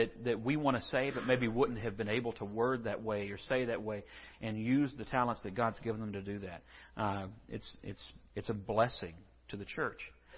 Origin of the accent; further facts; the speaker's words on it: Scotland, United Kingdom; Us, a lot of us, no, not me. I'm Scottish, so this kind of, you know, this is a bittersweet sort of a thing.